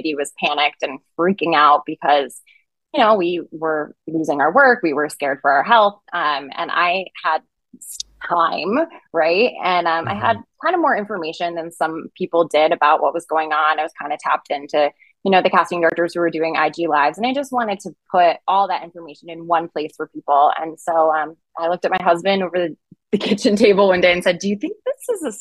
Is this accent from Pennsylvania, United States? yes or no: no; Rhode Island, United States; moved away as an adult; now in Los Angeles, United States; I'm from Rhode Island. Mm. And I always say that you earn your summer in Rhode Island because you have really rough winters and it's not fun. And I come from a really sleepy beach town.